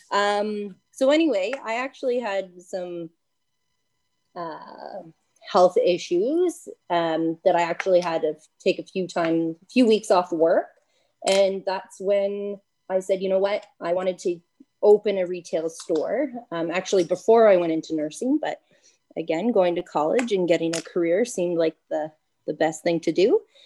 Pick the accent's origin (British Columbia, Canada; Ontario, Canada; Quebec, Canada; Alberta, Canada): Ontario, Canada; Bancroft; also born or lived in Ottawa; Uh, I grew up in Bancroft, born and raised.